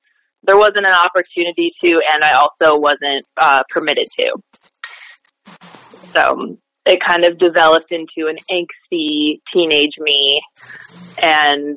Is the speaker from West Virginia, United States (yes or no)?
no; Rochester, New York, United States; also born or lived in New Bern, North Carolina; Grew up there, graduated from high school there